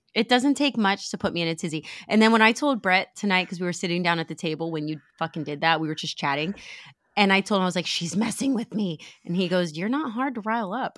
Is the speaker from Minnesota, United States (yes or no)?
no; Pennsylvania, United States; now in Florida, United States; When I was growing up in Pennsylvania